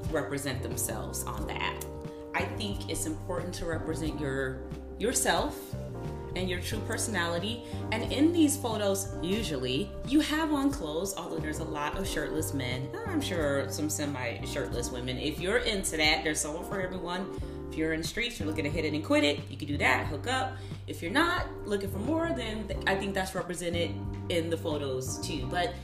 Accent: Chicago, Illinois, United States; now in Los Angeles, United States; Meg is a wholesome Midwest girl just like me. Oh, I'm from Chicago.

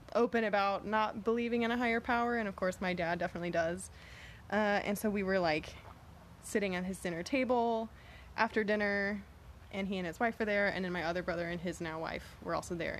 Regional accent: Galveston, Texas, United States; also born or lived in San Antonio, Texas; now in Houston, United States; I grew up in Galveston, Texas

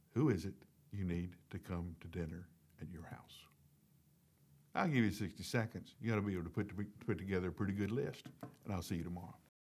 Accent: the South, United States; accent: southern; I grew up in the South

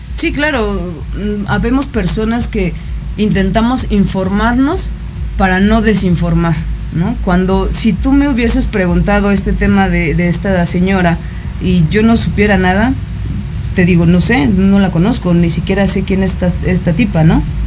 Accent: Mexico; Cuando nací, nací en el territorio mexicano

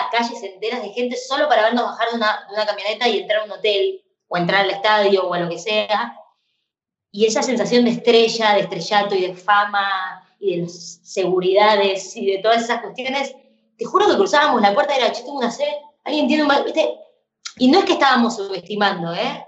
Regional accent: Argentina; como fan de la música pop siendo argentina

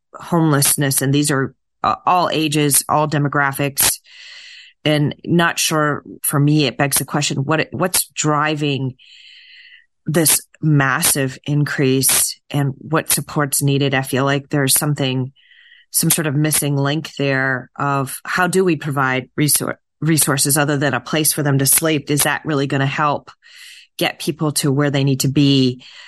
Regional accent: New Hampshire, United States; my home state, New Hampshire, where I'm from

